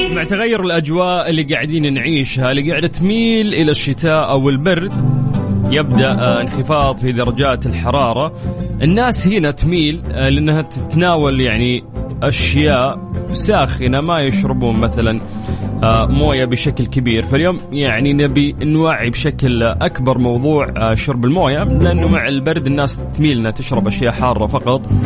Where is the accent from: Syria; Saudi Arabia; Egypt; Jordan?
Saudi Arabia; عندنا في المملكة العربية السعودية